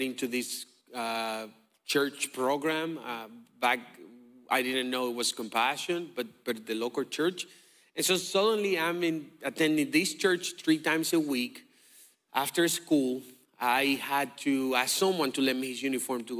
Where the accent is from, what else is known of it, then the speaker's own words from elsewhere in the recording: Dominican Republic; moved away; I'm from the Dominican Republic